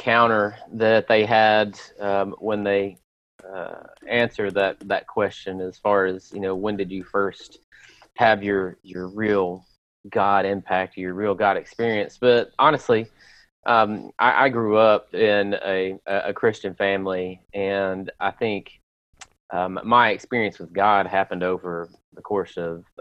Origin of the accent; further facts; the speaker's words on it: Lewisburg, Tennessee, United States; my pastor that I grew up with in Lewisburg, Tennessee